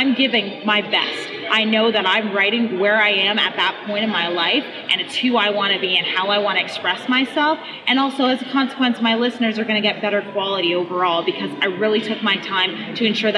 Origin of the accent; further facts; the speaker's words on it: London, Ontario, Canada; I'm from London, Ontario, Canada